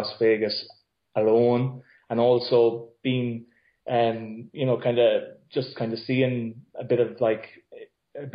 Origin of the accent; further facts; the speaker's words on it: Ireland; myself and three other friends from my local town